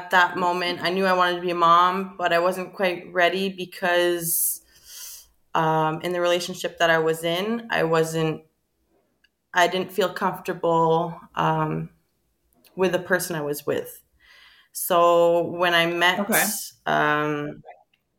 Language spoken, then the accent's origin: English; Cowansville, Quebec, Canada; now in Waterloo, Canada; I'm from Cowansville, Brigham area. And right now I'm living in Waterloo.